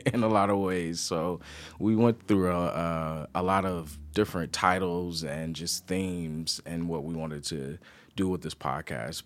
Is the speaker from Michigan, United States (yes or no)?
yes; Detroit, Michigan, United States; accent: country; moved away as an adult; also born or lived in New York City; I'm originally from Detroit. Uh, Michigan, born and raised East Side